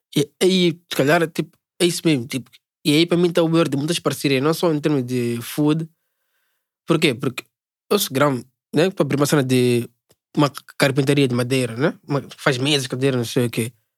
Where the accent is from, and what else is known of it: Mozambique